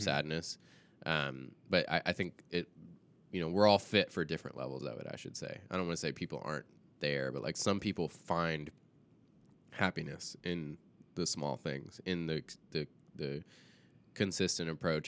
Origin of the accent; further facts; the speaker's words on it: the South, United States; I grew up in the South